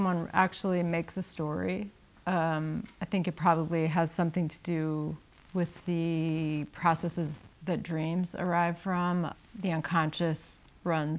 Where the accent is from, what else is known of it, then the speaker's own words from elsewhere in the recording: United States; I'm an American